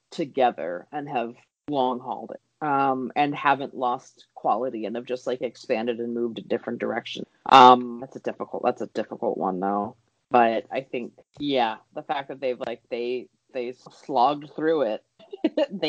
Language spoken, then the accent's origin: English; East Coast, United States; growing up on the East Coast